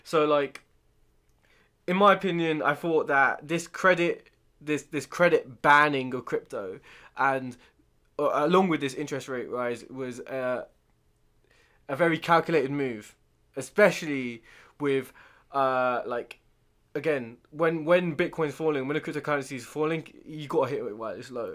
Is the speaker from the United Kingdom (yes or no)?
yes; United Kingdom; we're British